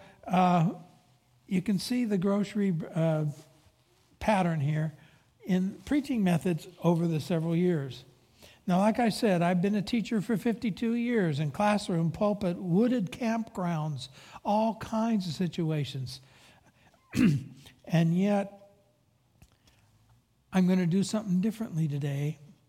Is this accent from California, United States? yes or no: yes; Pacific Grove, California, United States; I grew up in Pacific Grove, Monterey, and right on the waterfront